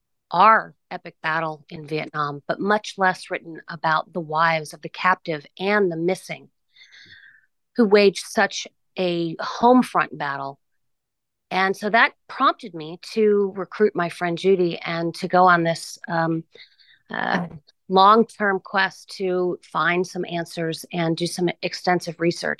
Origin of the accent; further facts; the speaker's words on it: Coronado, California, United States; because I grew up in Coronado, California, and I was 6 years old when the POWs returned home